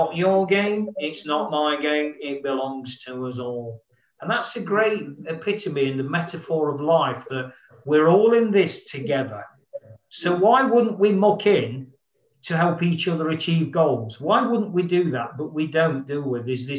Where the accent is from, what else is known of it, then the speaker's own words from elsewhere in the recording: London, United Kingdom; you know, being a not from Nottingham, being a Londoner